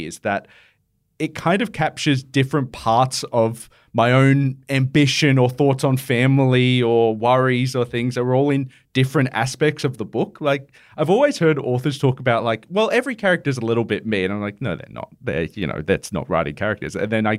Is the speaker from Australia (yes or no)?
yes; Penrith, New South Wales, Australia; I grew up in Penrith.